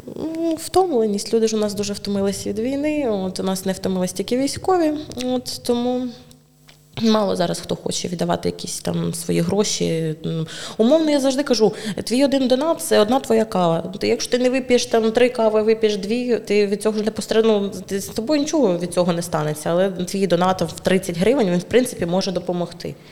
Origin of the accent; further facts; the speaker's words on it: Druzhkivka, Donetsk Oblast, Ukraine; moved away as an adult; also born or lived in Kyiv; now in Chernivtsi, Ukraine; народилась я в Дружківці, в принципі, свідоме життя, половину свого свідомого життя прожила там